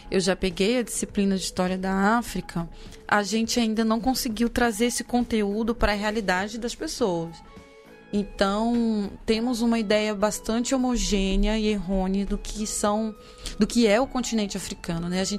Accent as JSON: {"language": "Portuguese", "region": "Cerrado", "country": "Brazil", "tie": "born or raised there", "said": "Eu que sou nascida no Cerrado, o Cerrado é, é a nossa savana também."}